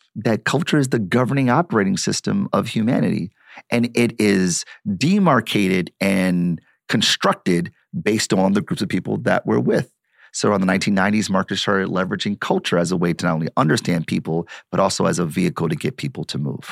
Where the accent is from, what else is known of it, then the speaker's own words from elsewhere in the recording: Detroit, Michigan, United States; I'm born and raised in Detroit